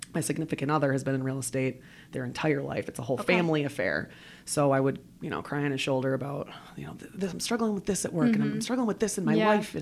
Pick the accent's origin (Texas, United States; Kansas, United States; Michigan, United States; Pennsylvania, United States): Michigan, United States; Detroit; also born or lived in Chicago / Traverse City; I grew up in the Metro Detroit area